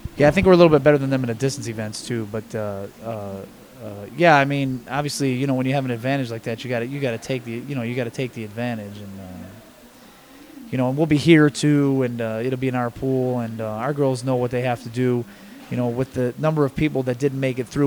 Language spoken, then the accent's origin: English; Buffalo, New York, United States; now in East Lansing, United States; I grew up basically right across the street from where the campus is